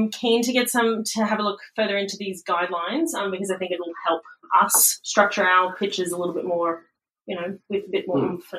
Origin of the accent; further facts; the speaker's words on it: Brisbane, Queensland, Australia; I am from Brisbane. Right, well, so Brisbane born and bred.